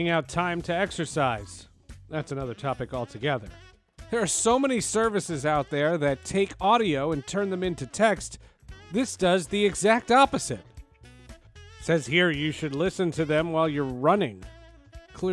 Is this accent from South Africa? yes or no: no; New Jersey, United States; moved away; also born or lived in Syracuse / Denver / Seattle; I'm from Jersey.